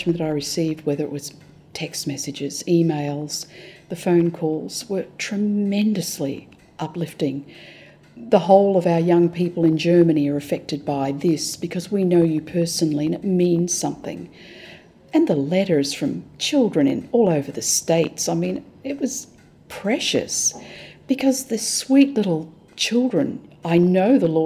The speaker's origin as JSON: {"language": "English", "country": "Australia", "moved": "yes", "lives_now": "Hong Kong", "said": "We're Australian"}